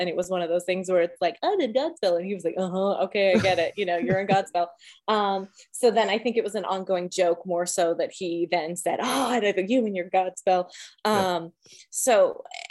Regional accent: Canada; I'm Canadian through and through

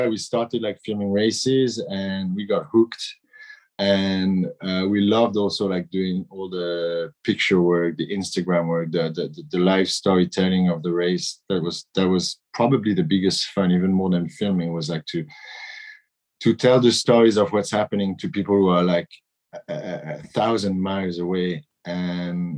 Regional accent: Brittany, France; I'm from Brittany in France, and we're sailors in Brittany

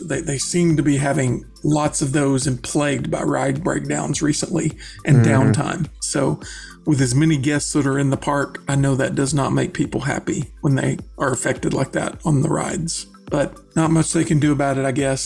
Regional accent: the South, United States; I'm from the South

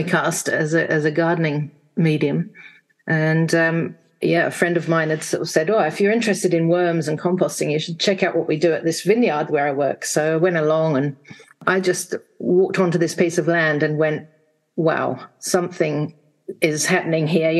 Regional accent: England, United Kingdom; born or raised there; now in Wanaka, New Zealand

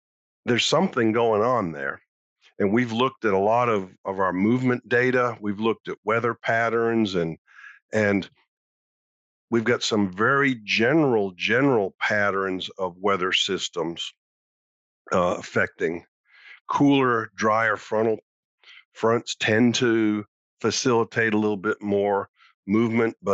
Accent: Massachusetts, United States; I used to deer hunt in Vermont and Maine when I was growing up in Massachusetts.

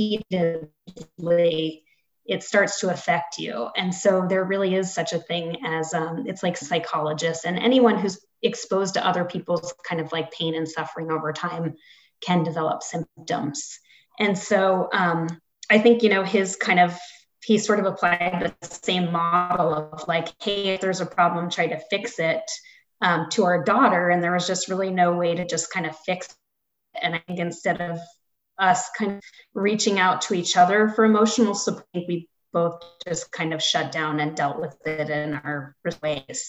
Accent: East Coast, United States; now in Aurora, United States; I was from the East Coast

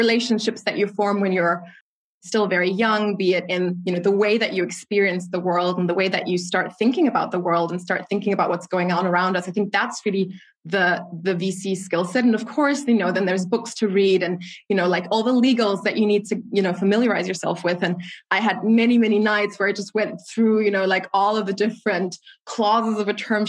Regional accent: Germany; my father came to Germany more than 30 years ago as a Nigerian immigrant. So I'm a proud Afro-German citizen

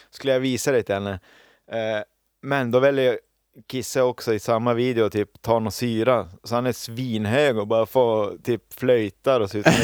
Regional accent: Finland; Jag är ju finne, jag har ju vuxit upp med det här.

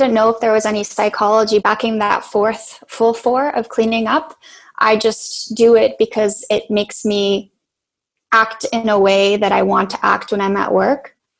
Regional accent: Poland; born there; also born or lived in Canada; I'm Polish-Canadian. I was born in Poland, and then I did my education in Canada.

